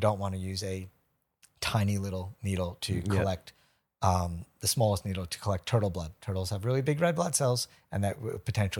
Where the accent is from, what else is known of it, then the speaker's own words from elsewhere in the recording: United States; now in Brisbane, Australia; I'm American. Like, come on. I mean, I'm not anymore.